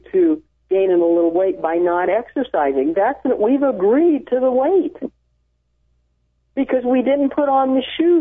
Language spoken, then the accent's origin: English; Wyoming, United States; I grew up in Wyoming, where we can work